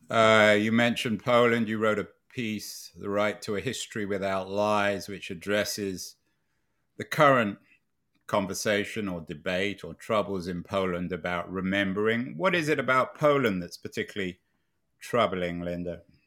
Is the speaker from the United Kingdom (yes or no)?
yes; London, United Kingdom; When I was growing up in London in the nineteen sixties and seventies